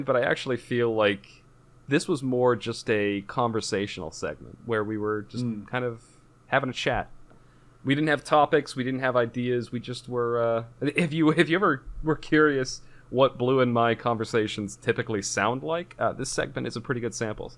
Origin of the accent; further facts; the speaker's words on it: United States; my hometown is like half Hispanic. And so they taught us Spanish ever since we were in first grade